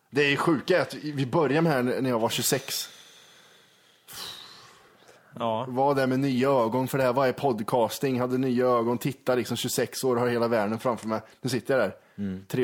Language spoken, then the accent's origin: Swedish; Karlstad, Värmland, Sweden; born there; mamma sa att jag är född i Karlstad.